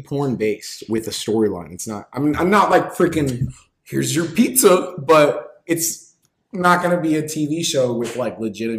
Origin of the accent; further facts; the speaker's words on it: Bakersfield, California, United States; moved away as an adult; also born or lived in Minnesota; I'm from, I hope you don't know where this is, Bakersfield, California.